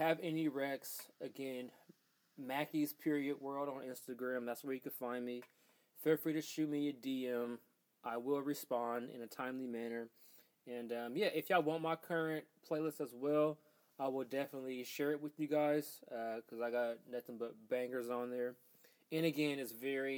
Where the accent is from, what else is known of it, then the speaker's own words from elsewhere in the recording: Portland, Oregon, United States; we're both from Portland, Oregon, a predominantly white city